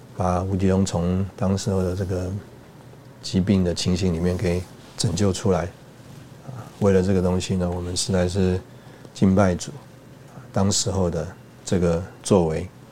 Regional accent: Taipei, Taiwan; also born or lived in Hsinchu / Changhua / Taichung / Tainan; 我是从小在台北长大

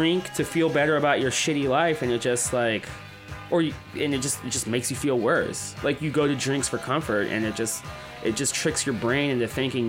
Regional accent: San Francisco, California, United States; I grew up in San Francisco

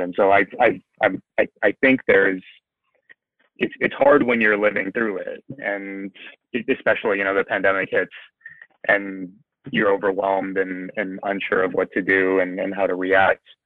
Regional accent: San Antonio, Texas, United States; now in Buffalo, United States; I grew up in San Antonio

